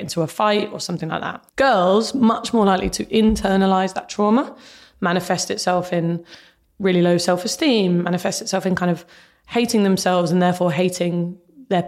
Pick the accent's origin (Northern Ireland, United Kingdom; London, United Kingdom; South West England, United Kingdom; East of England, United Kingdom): East of England, United Kingdom; Luton; I was growing up in Luton